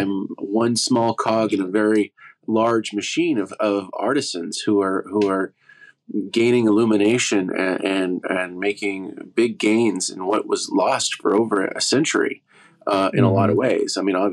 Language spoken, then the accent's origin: English; Oklahoma, United States; also born or lived in Los Angeles; where I grew up here in Oklahoma